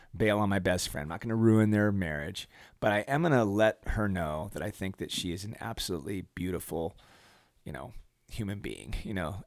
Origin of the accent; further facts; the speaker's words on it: United States; as an American